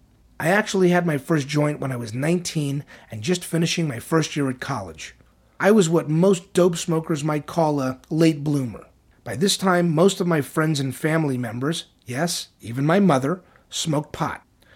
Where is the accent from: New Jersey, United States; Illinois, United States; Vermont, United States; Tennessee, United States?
Tennessee, United States; I was raised in East Tennessee. I was a very good student in high school.